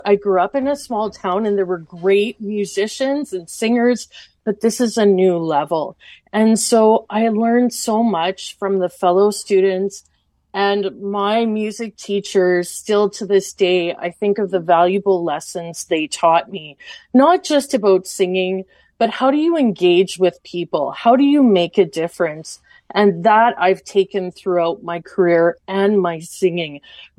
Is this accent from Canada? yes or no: yes; Portage la Prairie, Manitoba, Canada; now in Dauphin, Canada; I grew up in Portage La Prairie